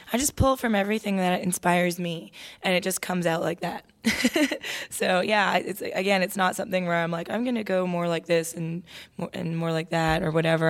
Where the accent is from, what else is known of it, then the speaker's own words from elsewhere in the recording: Toronto, Ontario, Canada; moved away as an adult; now in Nashville, United States; I was a daughter of two immigrant parents growing up in Toronto